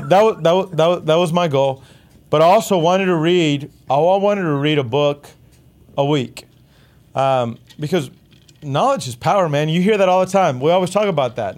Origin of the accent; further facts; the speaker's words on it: Texas, United States; we're Texan